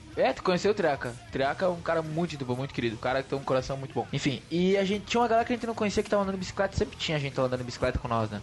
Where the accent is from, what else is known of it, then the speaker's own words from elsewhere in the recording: Brazil; o Prolurb é o bairro onde eu me criei